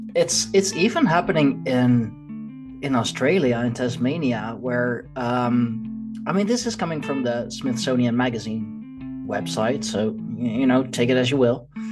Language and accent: English; Leiden, South Holland, Netherlands; here in uh, in Leiden, in my hometown